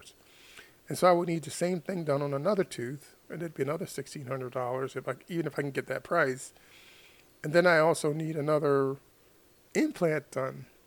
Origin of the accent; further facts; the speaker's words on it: United States; as an American